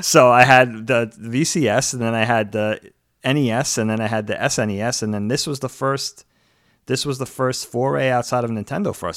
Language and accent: English; Long Island, New York, United States; moved away as an adult; also born or lived in Philadelphia; my friend Chris, who I grew up with on Long Island